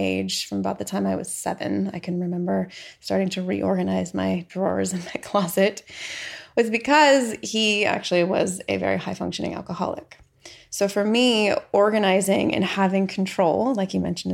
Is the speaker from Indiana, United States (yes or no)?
no; San Diego, California, United States; also born or lived in San Francisco, California / Norman, Oklahoma; we moved back to California. And so I mostly grew up in San Diego.